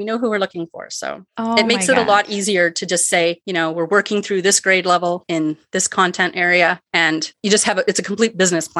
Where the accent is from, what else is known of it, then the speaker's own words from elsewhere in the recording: Canada; as soon as you run into another Canadian, it's right away, where are you from? What do you sell?